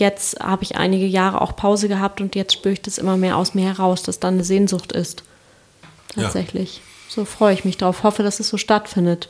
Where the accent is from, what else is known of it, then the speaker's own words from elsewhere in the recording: Kiel, Schleswig-Holstein, Germany; moved away; ich komme ja aus Kiel ursprünglich